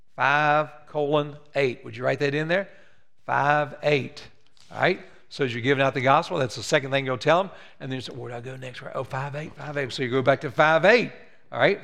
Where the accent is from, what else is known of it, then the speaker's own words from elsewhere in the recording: West Virginia, United States; moved away; I'm from West Virginia